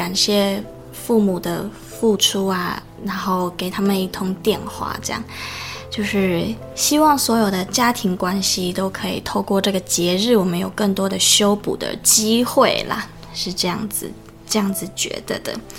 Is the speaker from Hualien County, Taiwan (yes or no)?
no; Changhua, Changhua County, Taiwan; 因为我是游子嘛，我的家乡在彰化，然后我大概已经快要三个月没有回家